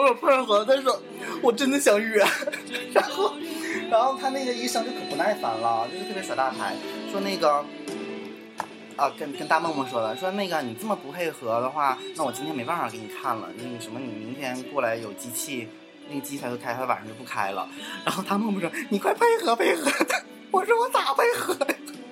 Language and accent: Chinese; Northeast China, China; accent: Northeastern (Dongbei) dialect; 这土豆子是我们东北话